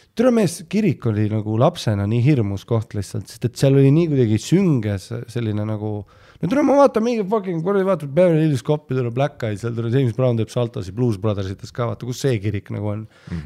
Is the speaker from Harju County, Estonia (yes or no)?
yes; Püünsi, Harju County, Estonia; also born or lived in Poland; ma käisin ju Püünsi põhikoolis